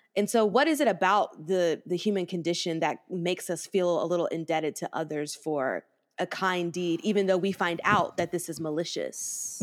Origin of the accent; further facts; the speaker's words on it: the South, United States; I'm from the South